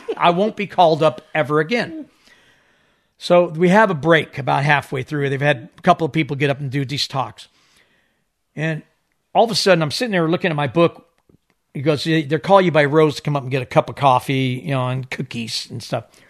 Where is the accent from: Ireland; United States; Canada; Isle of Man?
Isle of Man; I was born on the Isle of Man. I was living off the corner of Hillberry